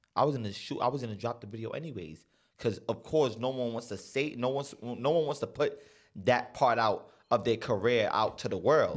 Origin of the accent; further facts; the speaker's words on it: San Miguelito, Panama; I came from San Miguelito